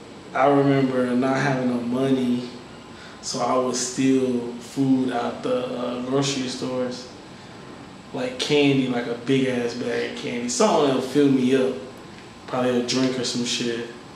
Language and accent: English; Mount Vernon, New York, United States; born there; I was born in New York, you know what I'm saying? So I got a hustling background.